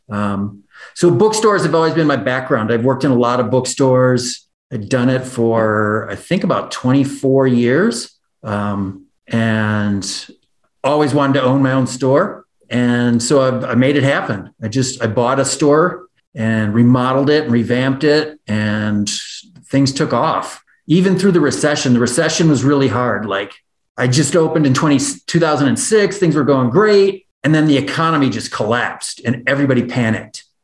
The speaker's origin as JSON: {"language": "English", "town": "Janesville", "region": "Wisconsin", "country": "United States", "tie": "born or raised there", "also_born_or_lived": "Minnesota", "moved": "as an adult", "lives_now": "Jackson, United States", "said": "I grew up in the Midwest. I grew up in Janesville, Wisconsin, and lived in the Midwest until January 1st, 2017 when I moved here."}